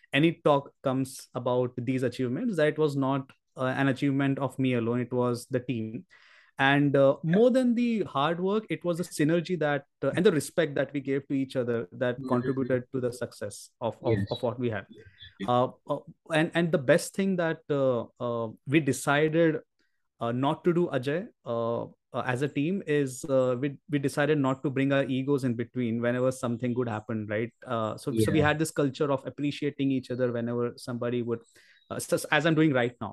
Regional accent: Belgaum, Karnataka, India; I should do my engineering in Belgaum itself, so that I'm in my hometown

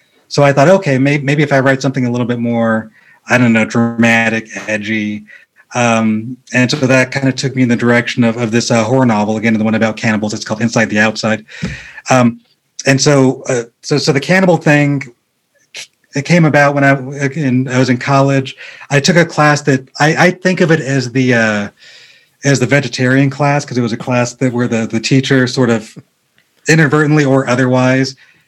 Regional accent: Rancho Cucamonga, California, United States; I grew up in a city called Rancho Cucamonga

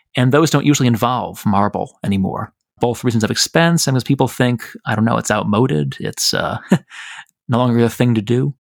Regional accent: Chicago, Illinois, United States; also born or lived in Michigan; I'm from Chicago

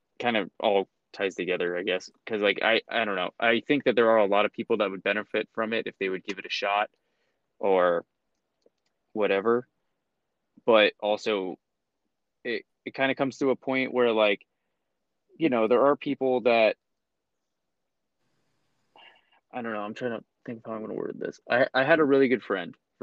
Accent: Phoenix, Arizona, United States; also born or lived in Evanston, Illinois; I grew up really north in Phoenix

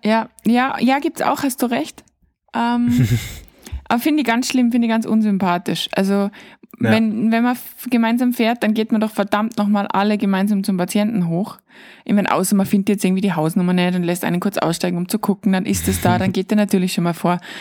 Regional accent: Austria; als Österreicher

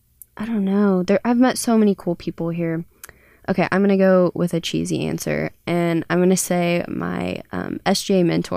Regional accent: Kansas, United States; Southeast Kansas. It's like by Oklahoma and Missouri.

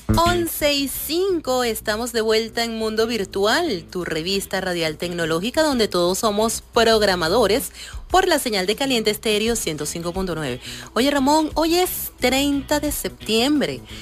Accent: Venezuela; somos venezolanos

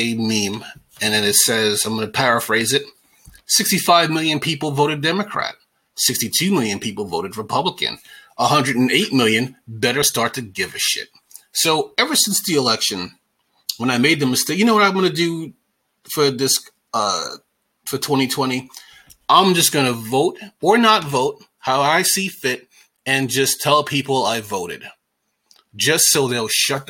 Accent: New York, United States; I'm from New York

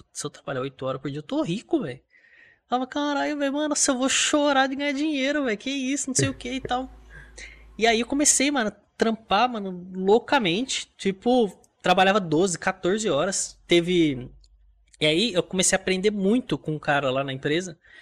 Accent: Mogi das Cruzes, São Paulo, Brazil; Nasci em Mogi das Cruzes, interior de São Paulo.

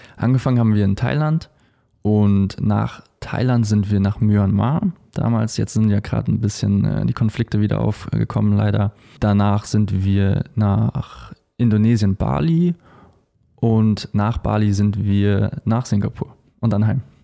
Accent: Munich, Bavaria, Germany; Wir kommen nämlich beide aus München

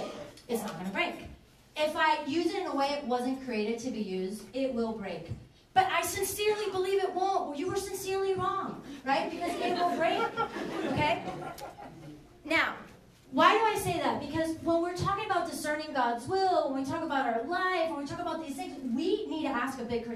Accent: Venezuela; now in Manassas, United States; I'm from Venezuela

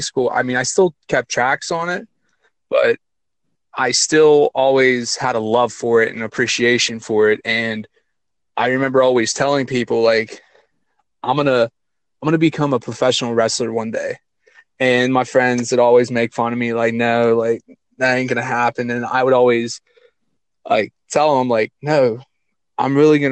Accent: California, Pennsylvania, United States; Little south of Pittsburgh, about 45-minute drive, right around the College of California, University of Pennsylvania.

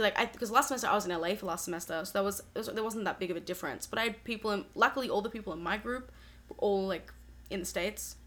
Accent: Australia; moved away as an adult; now in Boston, United States; I am 20 years old. I'm from Australia, but I'm studying at Berklee College of Music

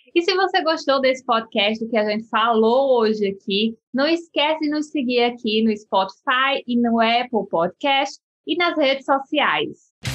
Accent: sertão of Paraíba, Brazil; eu sou lá do Nordeste, lá do sertão da Paraíba

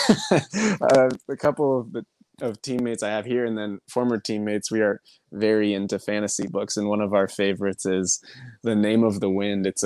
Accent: Portland, Oregon, United States; I came from Portland where we have a great tradition of the Timbers Army, and they're loud.

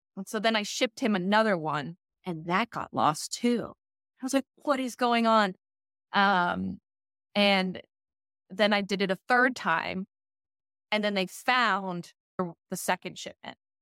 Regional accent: Maine, United States; now in Washington, D.C., United States; I'm from Maine

